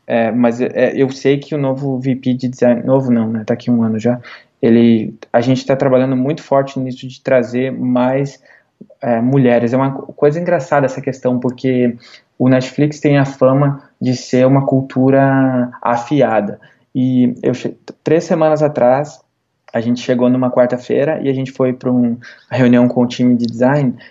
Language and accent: Portuguese; Igrejinha, Rio Grande do Sul, Brazil; moved away as an adult; also born or lived in Porto Alegre / Los Angeles / New York; now in South of San Francisco, United States; de onde eu sou de igrejinha